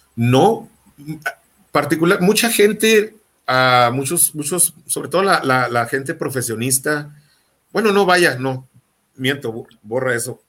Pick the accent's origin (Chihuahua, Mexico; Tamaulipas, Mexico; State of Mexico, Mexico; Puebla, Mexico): Chihuahua, Mexico; los que somos chihuahuenses